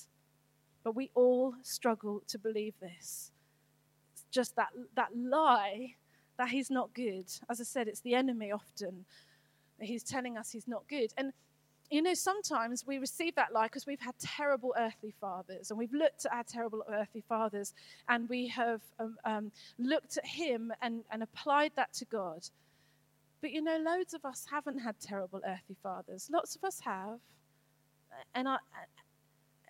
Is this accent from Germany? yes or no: no; United Kingdom; I'm British